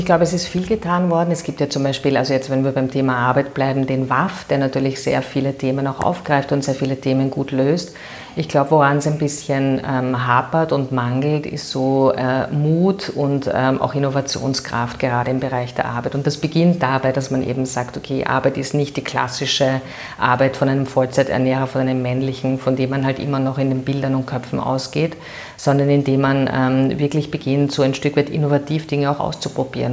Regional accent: Vienna, Austria; ich bin eine Währingerin ähm, und äh, sehr glücklich, eine Währingerin zu sein und hier geboren zu sein. Ich bin ähm, in der Gänzkasse aufgewachsen

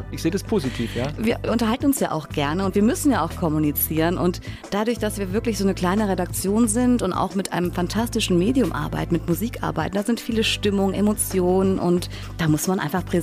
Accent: Mainz, Rhineland-Palatinate, Germany; also born or lived in Wiesbaden; Meine Kindheit in Wiesbaden, die war, warte mal, gar nicht mal so lange. Ich bin dann mit drei Jahren nach mainz pretzenheim gezogen.

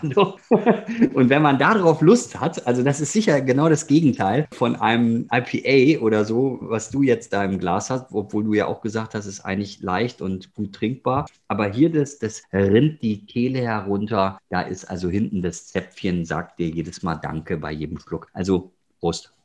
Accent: Ruhr area, North Rhine-Westphalia, Germany; ich komme aus dem Ruhrgebiet

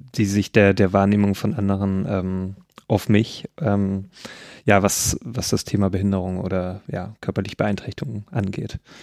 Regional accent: Nordhausen, Thuringia, Germany; moved away; da, wo ich herkomme, aus Nordhausen

